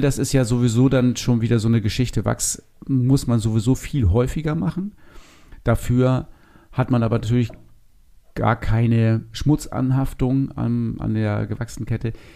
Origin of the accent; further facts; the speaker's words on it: Northern Germany, Germany; bei uns in Norddeutschland. Das ist ja gar keine Frage, weil von hier kommen wir